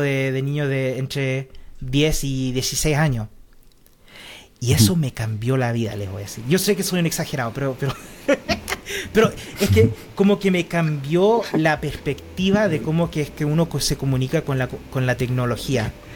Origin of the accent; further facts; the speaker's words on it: Chile; now in Austria; yo originalmente soy chileno, pero vivo 23 años aquí viviendo en Austria